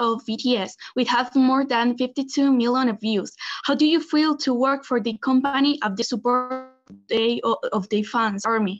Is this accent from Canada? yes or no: no; Spain; I'm from Spain.